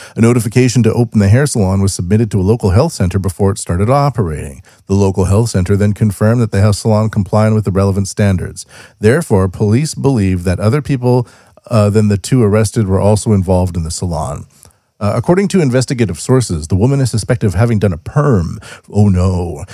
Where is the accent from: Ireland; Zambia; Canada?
Canada; now in Japan; as a Canadian living in Japan